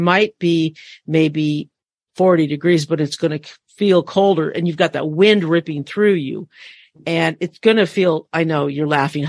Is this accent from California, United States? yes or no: yes; Northern California, United States; And as a Californian, I know you laugh at us and what we think is cold weather. And we, in us Northern Californians